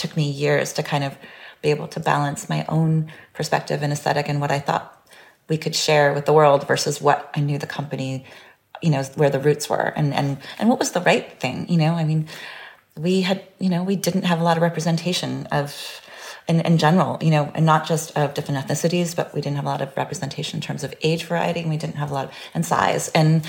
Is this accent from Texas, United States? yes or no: no; California, United States; because I grew up in California and I sort of understood one idea of beauty.